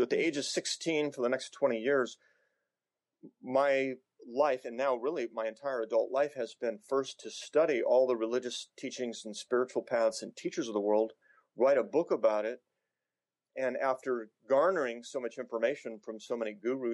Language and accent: English; Newport Beach, California, United States; I grew up in Newport Beach